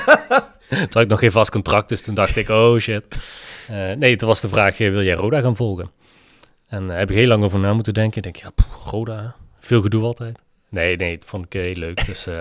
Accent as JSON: {"language": "Dutch", "town": "Echt", "region": "Limburg", "country": "Netherlands", "tie": "born or raised there", "also_born_or_lived": "Utrecht", "moved": "yes", "lives_now": "Nederweert, Netherlands", "said": "ik kom oorspronkelijk uit Echt en woon tegenwoordig in Nederweert"}